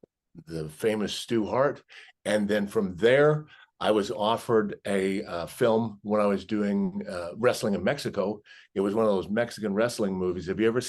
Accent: Canada; So, and I grew up in Canada.

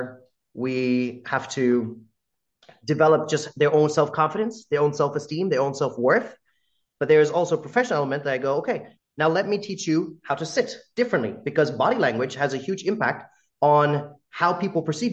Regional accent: United States; accent: American; a brown guy with an American accent

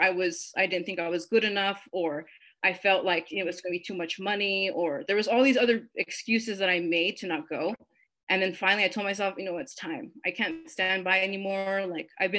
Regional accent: Las Cruces, New Mexico, United States; growing up in Las Cruces

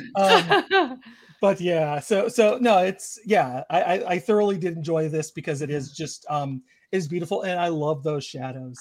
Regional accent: Georgia, United States; I grew up in Georgia

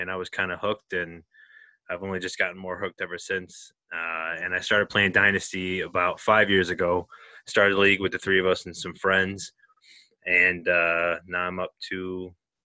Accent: Buffalo, New York, United States; we're three guys from Buffalo, New York.

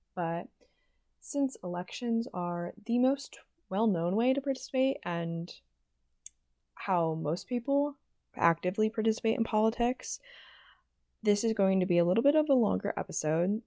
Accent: Pennsylvania, United States; moved away; I'm from Pennsylvania, I'm a Pennsylvanian voter

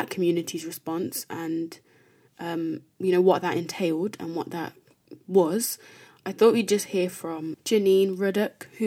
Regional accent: Birmingham, West Midlands, United Kingdom; me growing up in Birmingham

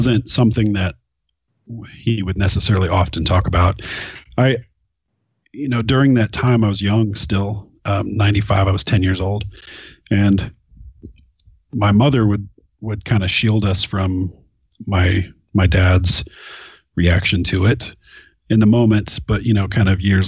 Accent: Oklahoma, United States; moved away as an adult; also born or lived in Nacogdoches, Texas; So I was born in Nacogdoches, Texas. Grew up in Oklahoma

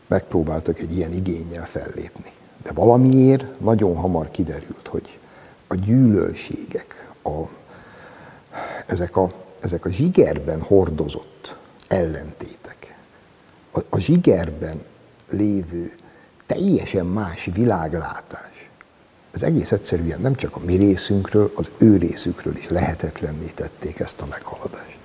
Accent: Hungary; Az Ugligetbe, ahol én felnőttem

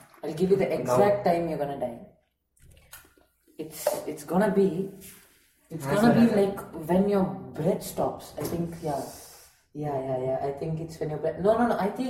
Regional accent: Karnataka, India; we're from Karnataka

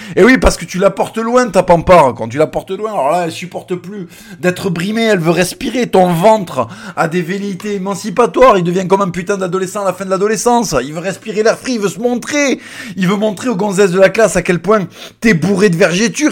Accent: Plaisance-du-Touch, Occitania, France; also born or lived in Tournefeuille; Mon premier collège c'était Jules Verne à Plaisance du Touche, Plaisance du Touche représente. Et après je suis allé à Tournefeuille à l'Abitrie où j'ai fait deux ans

